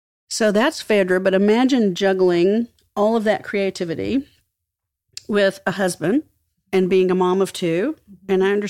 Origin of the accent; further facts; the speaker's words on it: Marfa, Texas, United States; Marfa, Texas, which is my part of the world that I grew up in.